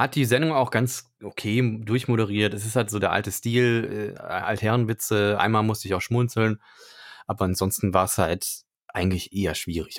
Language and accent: German; Cologne, North Rhine-Westphalia, Germany; ich bin ja gebürtiger Kölner und habe da äh, auch 100 Milliarden Jahre gewohnt